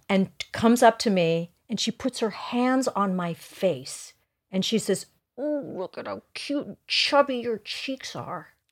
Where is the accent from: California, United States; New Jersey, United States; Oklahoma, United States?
California, United States; Los Angeles; also born or lived in Hollywood, Los Angeles; we grew up in Sherman Oaks on Valley Vista.